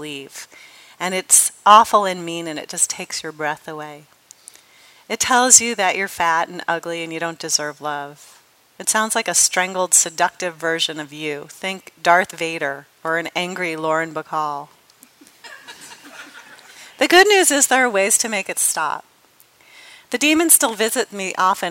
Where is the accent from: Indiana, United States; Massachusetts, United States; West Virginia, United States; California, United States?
California, United States; Los Angeles; I'm from Los Angeles, which I am